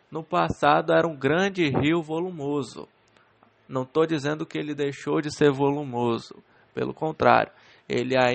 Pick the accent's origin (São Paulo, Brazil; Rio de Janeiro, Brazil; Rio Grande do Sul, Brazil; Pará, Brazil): Pará, Brazil; Castanhal; o município onde nasci e estou morando, que é o município de Castanhal.